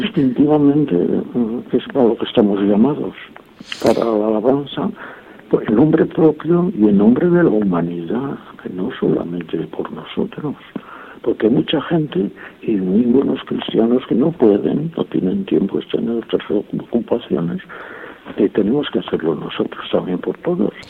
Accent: Valladolid, Castile and León, Spain; Yo que soy de Valladolid

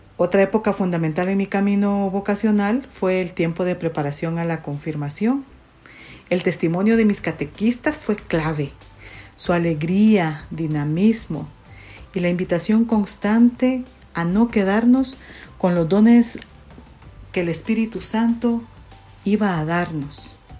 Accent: San José Pinula, Guatemala Department, Guatemala; also born or lived in Costa Rica; Nací en San José Pinula, Guatemala

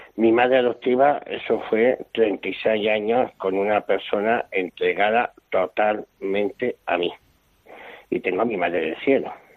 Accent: Bilbao, Basque Country, Spain; nací un día 18 de noviembre por la mañana en Bilbao

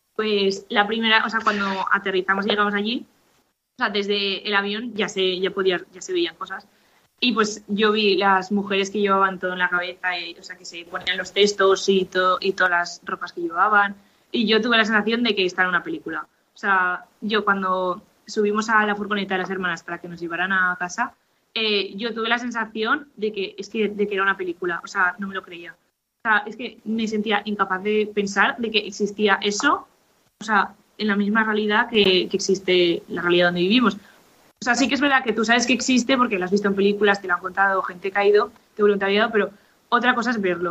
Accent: Valencia, Valencian Community, Spain; moved away as an adult; now in Reus, Spain; soy de Valencia, pero ahora mismo estoy en Reus porque estudio en Cataluña

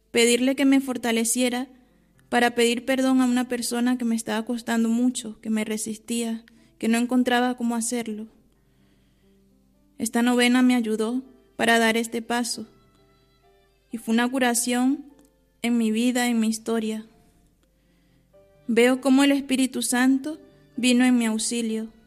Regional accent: Venezuela; moved away as an adult; now in Onteniente, Spain; Vengo de Venezuela, ya tengo nueve años y medio en este monasterio, actualmente con 30 años de edad.

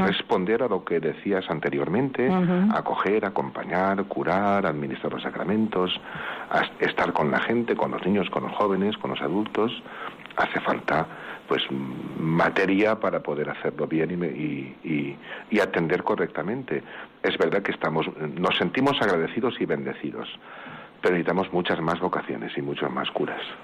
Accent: Vinalesa, Valencian Community, Spain; mi pueblo, Vinalesa

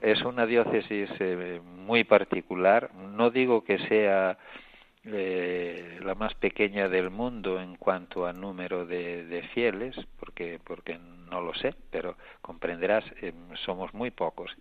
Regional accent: Spain; moved away as an adult; now in Tangier, Morocco; aquí en el obispado estoy yo que soy español

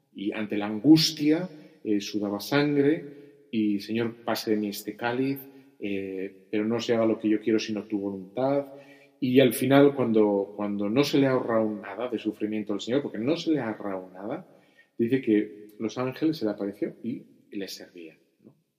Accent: Bilbao, Basque Country, Spain; soy de Bilbao

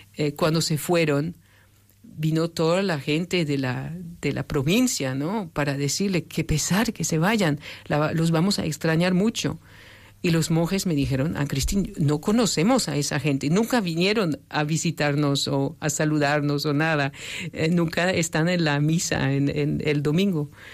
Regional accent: France; moved away; yo soy francesa

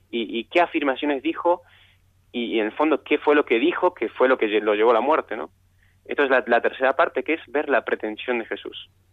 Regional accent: Argentina; yo soy argentino

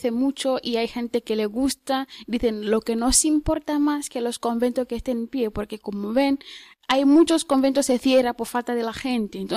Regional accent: Tanzania; Spanish is a second language; Soy de Tanzania.

